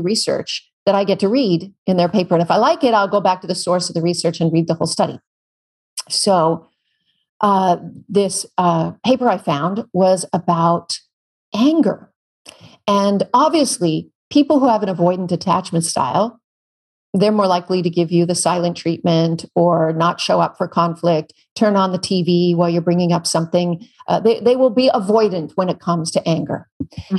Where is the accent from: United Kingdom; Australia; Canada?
Canada; now in California, United States; I'm Canadian. We have real grizzlies where I'm from